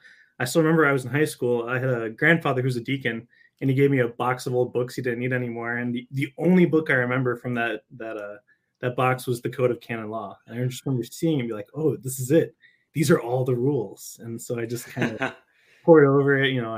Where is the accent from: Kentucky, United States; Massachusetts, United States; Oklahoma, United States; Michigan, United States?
Michigan, United States; also born or lived in California / Rome; I'm from Michigan originally